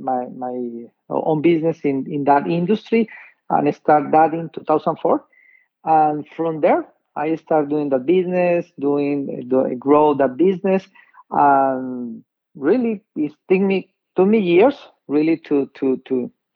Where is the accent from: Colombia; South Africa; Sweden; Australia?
Colombia; English is a second language; moved away as an adult; also born or lived in New York, United States; now in United States; I'm from Colombia. I was born in New York, but I grew up in Colombia. For 23 years